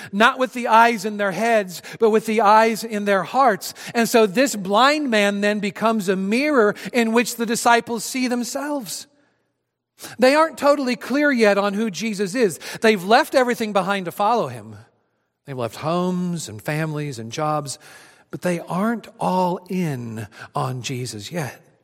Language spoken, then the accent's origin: English; Adrian, Missouri, United States; my hometown of Adrian, Missouri